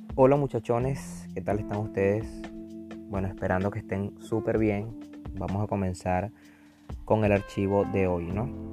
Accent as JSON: {"language": "Spanish", "country": "Venezuela", "moved": "yes", "lives_now": "Chile", "said": "nosotros como, como venezolanos"}